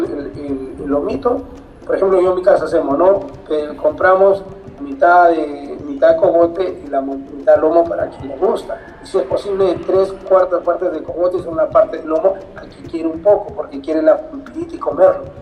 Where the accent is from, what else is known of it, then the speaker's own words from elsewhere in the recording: Arequipa, Peru; Yo soy del distrito de Tiabaya